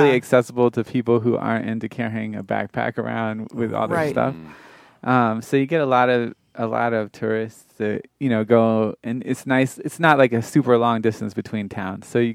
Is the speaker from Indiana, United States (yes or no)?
no; Florida, United States; I'm from Florida